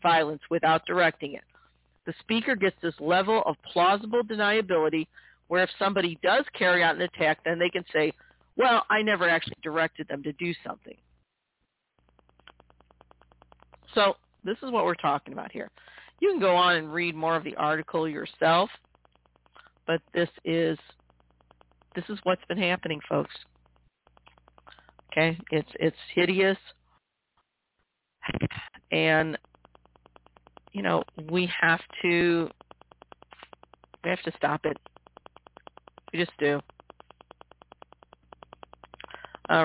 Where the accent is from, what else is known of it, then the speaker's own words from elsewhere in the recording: Missouri, United States; my home state of Missouri